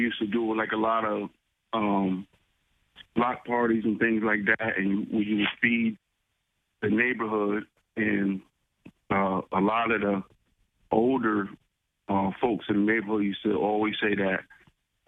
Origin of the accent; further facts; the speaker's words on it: New Haven, Connecticut, United States; I was born in New Haven in 76. I grew up in the New Orleville neighborhood, also in a couple housing projects, Quinnipiac and out West Hills